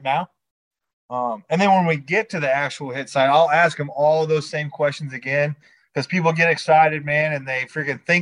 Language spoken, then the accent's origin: English; Iowa, United States; now in Georgia, United States; originally I'm from Iowa, man, all my family and friends back home, that we pretty much all hunt pheasants with Brittany Spaniels at home.